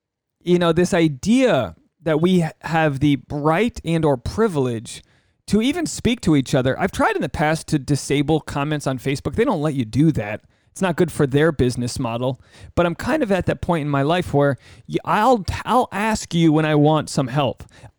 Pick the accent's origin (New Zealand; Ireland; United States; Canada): United States; Rhode Island; now in Los Angeles, United States; I do a solo one, which dives you deep into the mind of … I am a bloke from Rhode Island, living in Los Angeles, and things are working out.